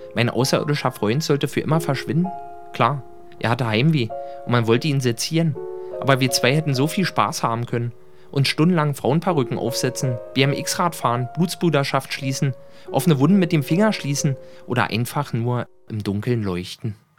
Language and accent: German; Berlin, Germany; born or raised there